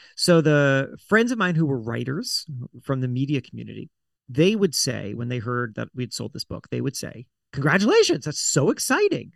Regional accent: South Florida, United States; I grew up in South Florida

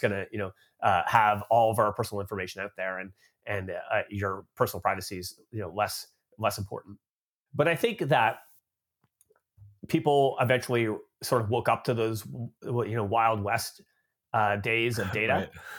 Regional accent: Canada; moved away as an adult; now in United States; So I grew up in Canada, but I've been living in the United States now for about 13 years. So I guess I'm like an expat from Canada now living in the US.

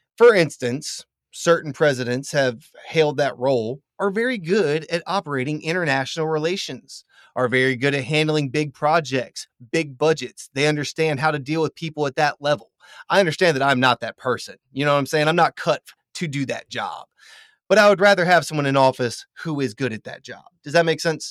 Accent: Louisiana, United States; I'm from Louisiana.

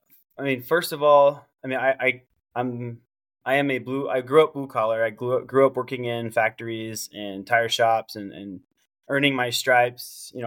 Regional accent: Camp Pendleton, California, United States; You know, I grew up around the Marine Corps. My dad did 23 years. He retired when I was 9.

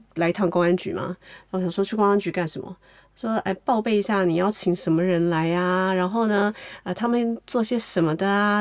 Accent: Taiwan; moved away as an adult; also born or lived in New York, United States; now in Beijing, China; 我是从台湾来的，然后到这个北京的这个村，村庄里面

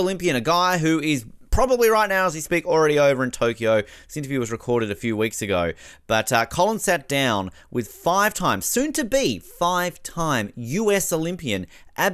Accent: Tasmania, Australia; Growing up in Tasmania

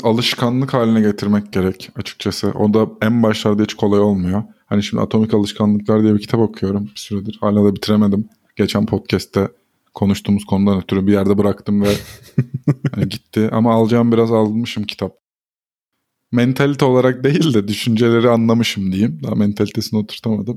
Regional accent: Istanbul, Turkey; Bizim ortaokulumuz e, Galatasaray Spor Kulübü'nün Florya'daki e, kompleksine yakındı

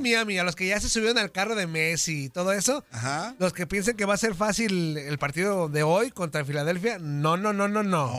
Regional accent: Mexico; nosotros como mexicanos

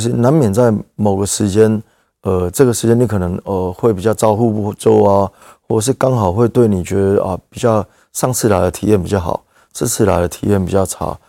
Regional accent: Keelung, Taiwan; 我们当初一起，呃，工作的伙伴，我们都是基隆人

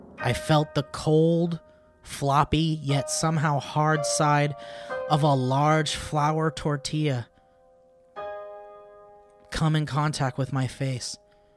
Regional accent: Grand Junction, Colorado, United States; I'm from Grand Junction, Colorado. Colorado.

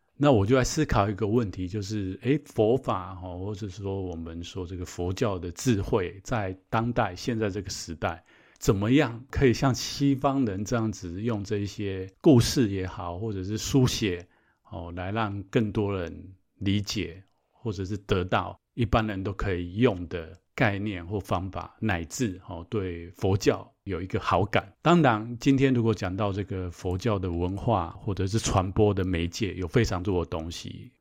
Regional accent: Taiwan; 我们台湾这边的

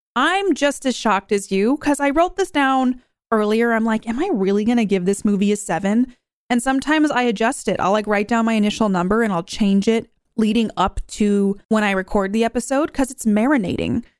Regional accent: United States; I am an American and I am totally down for making fun of my country

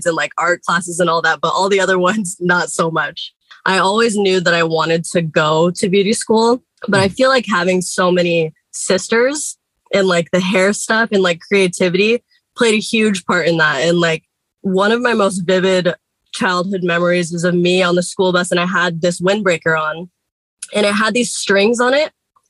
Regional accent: Seattle, Washington, United States; I grew up in Seattle, Washington.

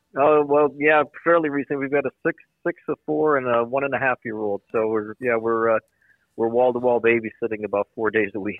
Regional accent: outside of Scranton, Pennsylvania, United States; also born or lived in Philadelphia; growing up in that area

